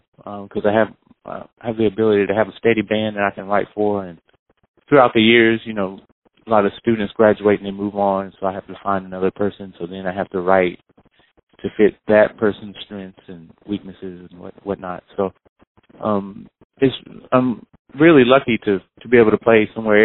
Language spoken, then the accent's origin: English; High Point, North Carolina, United States; moved away as an adult; now in Boston, United States; High Point, the hometown that I'm from